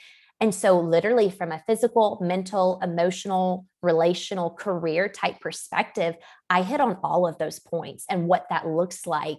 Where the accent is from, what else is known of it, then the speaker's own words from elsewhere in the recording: Georgia, United States; I come from Georgia and in the good old South, most women are married by 21, 2 or 3 kids by 25.